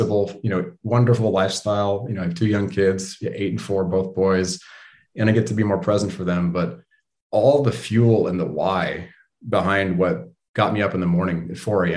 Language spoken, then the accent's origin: English; Bay Area, California, United States; growing up in the Bay Area